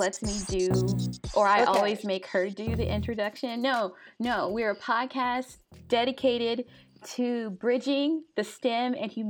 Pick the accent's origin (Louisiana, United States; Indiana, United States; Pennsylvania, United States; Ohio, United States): Louisiana, United States; Monroe; also born or lived in Jonesboro / Bastrop; I was born in Jonesboro, and I grew up in Bastrop and Monroe, so northern Louisiana.